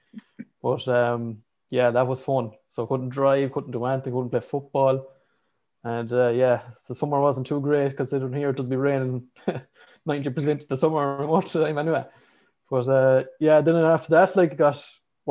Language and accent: English; Galway, Connacht, Ireland; I'm from Galway, just opposite side to where Ian and lives in Galway